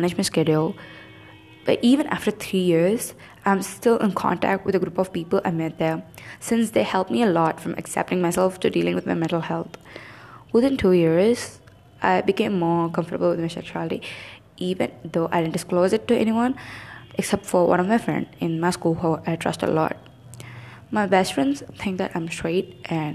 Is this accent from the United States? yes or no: no; South India, India; growing up in South India